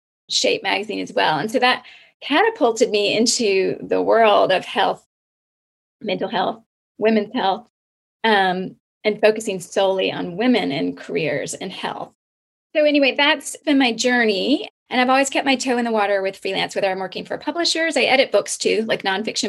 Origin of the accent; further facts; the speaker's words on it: Deep South, United States; moved away; also born or lived in London; But growing up in the Deep South, I think, is a huge influence on me. All my time living in London and abroad has been an influence too